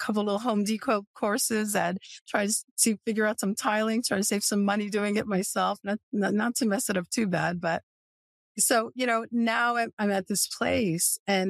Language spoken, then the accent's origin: English; Milford, United States; also born or lived in Westchester County, New York; my hometown in Milford